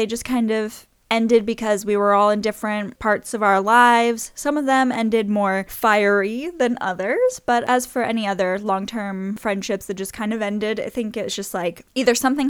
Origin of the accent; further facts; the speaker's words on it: the South, United States; we're from the South